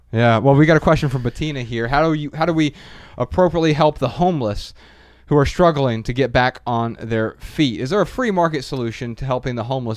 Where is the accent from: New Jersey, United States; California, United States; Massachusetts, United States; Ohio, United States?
Ohio, United States; Dayton; I'm from Dayton, Ohio.